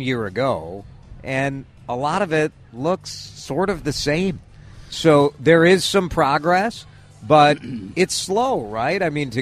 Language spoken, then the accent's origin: English; Maple Grove, Minnesota, United States; my hometown of Maple Grove